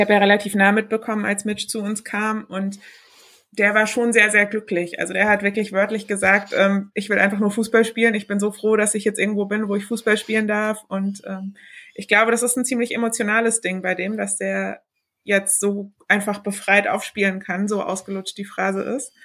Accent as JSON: {"language": "German", "town": "Heidelberg", "region": "Baden-Württemberg", "country": "Germany", "moved": "yes", "lives_now": "Bremen, Germany", "said": "Ich komme aus Heidelberg ursprünglich, wohne aber inzwischen in Bremen"}